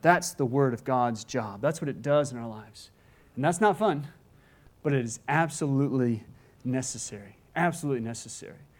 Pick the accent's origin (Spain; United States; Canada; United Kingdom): United States; Gulf Coast; I grew up on the Gulf Coast